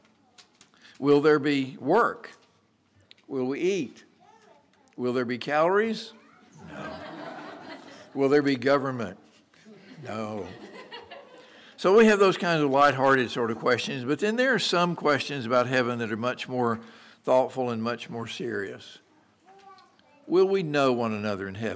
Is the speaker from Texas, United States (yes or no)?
yes; Merkel, Texas, United States; growing up in the Methodist Church back in Merkle, Texas